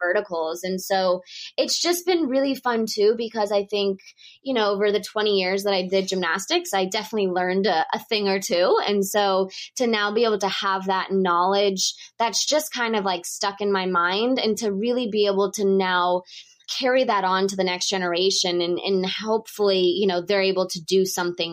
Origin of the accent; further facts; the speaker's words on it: Texas, United States; moved away as an adult; also born or lived in Moscow, Russia / New York City, United States; being from Texas, I was not used to snowstorms and blizzards.